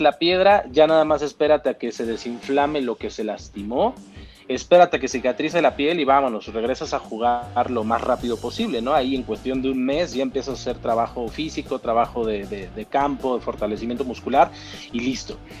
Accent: Mexico; soy mexicano

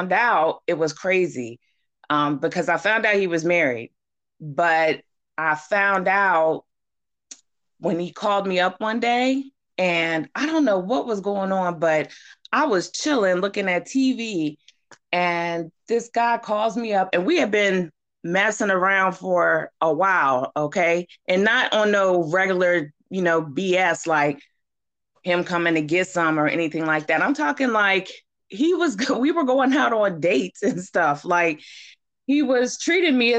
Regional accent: Baltimore, Maryland, United States; I'm from Maryland

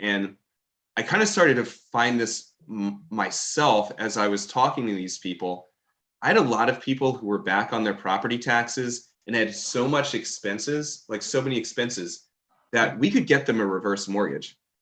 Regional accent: Maryland, United States; also born or lived in Baltimore; I grew up in Maryland

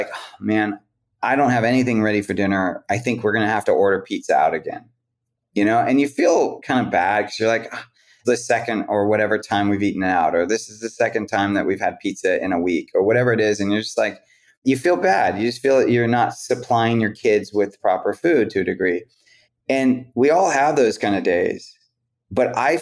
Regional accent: West Coast, United States; I'm from the West Coast

